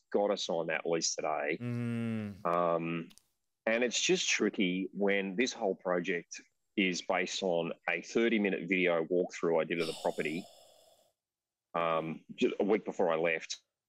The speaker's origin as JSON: {"language": "English", "country": "Australia", "said": "we're Australian"}